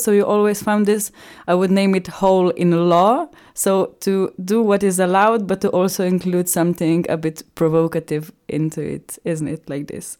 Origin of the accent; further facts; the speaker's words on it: Ljubljana, Slovenia; English is a second language; now in Graz, Austria; I come from Slovenia, from Ljubljana